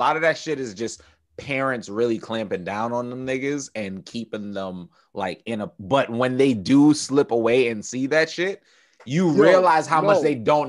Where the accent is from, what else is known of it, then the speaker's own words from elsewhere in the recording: New York City, New York, United States; I'm just talking about Bed-Stuy and me growing up in Bed-Stuy.